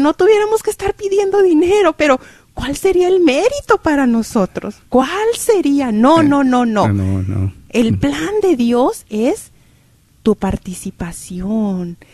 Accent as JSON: {"language": "Spanish", "town": "Cuauhtémoc", "region": "Durango", "country": "Mexico", "tie": "born or raised there", "said": "mi pueblo, que yo soy de Durango, de Cuauhtémoc"}